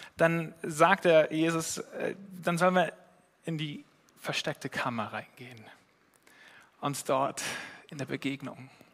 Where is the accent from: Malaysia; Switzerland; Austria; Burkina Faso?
Switzerland; als Schweizer